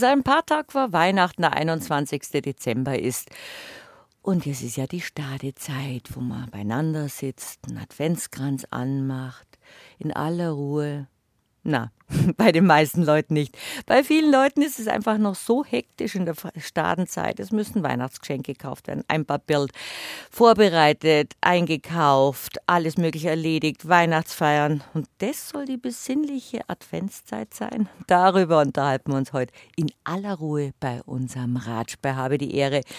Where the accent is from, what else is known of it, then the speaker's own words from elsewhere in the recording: Bavaria, Germany; ich bin in Bayerisch-Schwaben geboren und aufgewachsen.